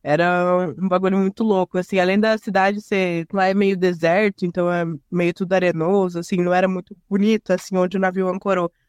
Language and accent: Portuguese; Curitiba, Paraná, Brazil; now in São José dos Pinhais, Brazil; eu, eu, sou nascida em Curitiba, mas eu moro em São José dos Pinhais também